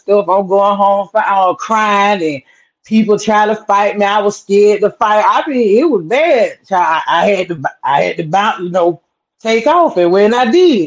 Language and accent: English; Sylvester, Georgia, United States; I'm out of Georgia, small town called Sylvester, Georgia